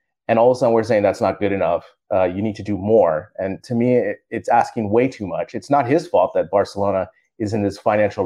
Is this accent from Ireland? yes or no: no; United States; as an American